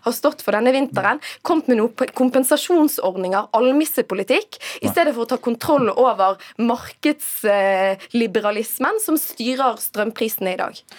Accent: Western Norway, Norway; jeg kommer kommer fra Vestlandet

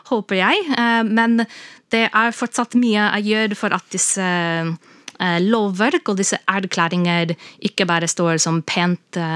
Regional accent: United States; Så for eksempel i USA, der jeg vokste opp, så var det i 1990 urfolk-språkbrukere fikk en slags anerkjennelse.

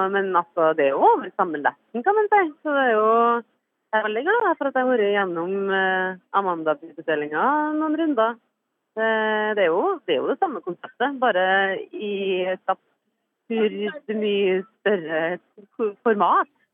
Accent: Trøndelag, Norway; jeg er trønder

